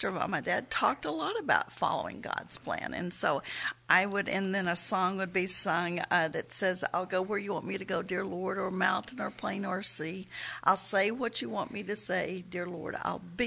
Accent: Texas, United States; moved away as an adult; now in Oklahoma, United States; I'm a Texan, born, raised in Texas, and I wanted to stay in Texas

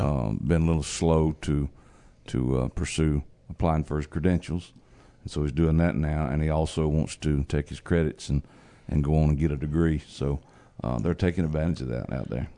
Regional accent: Georgia, United States; my home state, uh, in Georgia.

